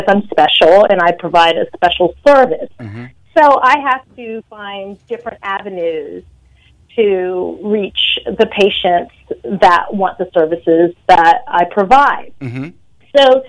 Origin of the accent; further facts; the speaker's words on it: Washington metropolitan area, United States; now in New York City, United States; Although I'm originally from the Washington metropolitan area, I reside in New York City now.